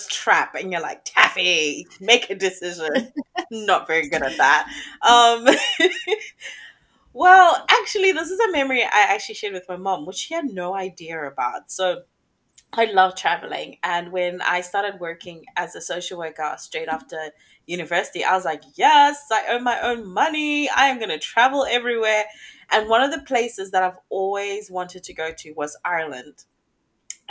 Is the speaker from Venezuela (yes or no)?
no; Zimbabwe; also born or lived in England / Australia; now in Papua New Guinea; I am from Zimbabwe, Africa